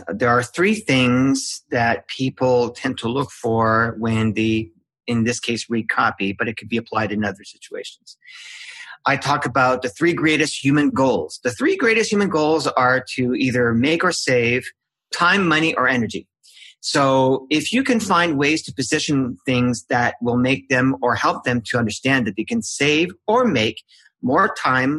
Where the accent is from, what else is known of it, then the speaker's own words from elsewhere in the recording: Canada; I'm Canadian